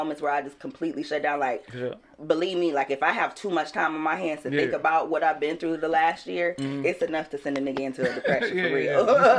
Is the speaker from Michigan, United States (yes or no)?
yes; Detroit, Michigan, United States; also born or lived in Southfield, Michigan; I grew up partly in Southfield and partly on the West Side.